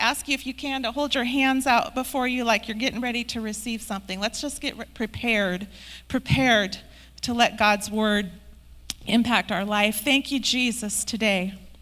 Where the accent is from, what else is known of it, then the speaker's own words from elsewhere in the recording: Hermiston, Oregon, United States; I grew up in the 70s and 80s, and I grew up right here in Hermiston.